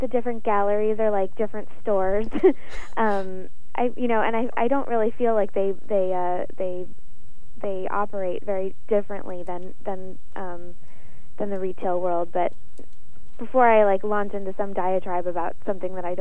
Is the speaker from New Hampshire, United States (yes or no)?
no; West Palm Beach, Florida, United States; my hometown in West Palm Beach